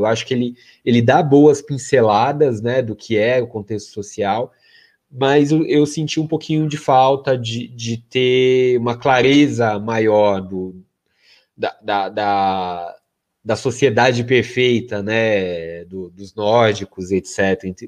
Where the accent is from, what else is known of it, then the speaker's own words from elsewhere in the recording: Brazil; Eu sou brasileiro, é, com muito orgulho, com muito amor